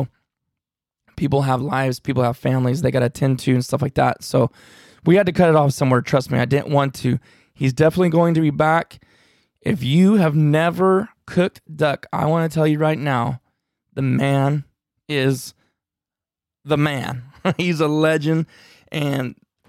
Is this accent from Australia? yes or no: no; California, United States